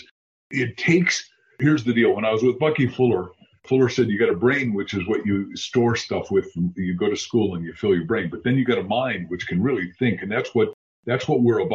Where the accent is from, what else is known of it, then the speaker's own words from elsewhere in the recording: Waukegan, Illinois, United States; I grew up in Little Waukegan, Illinois